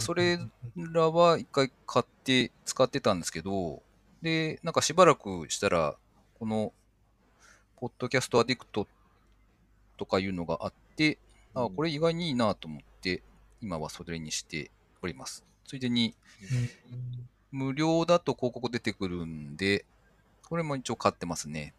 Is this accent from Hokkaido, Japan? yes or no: no; Nagoya, Aichi, Japan; also born or lived in Gifu; 名古屋の方に自分の実家があって、親が健在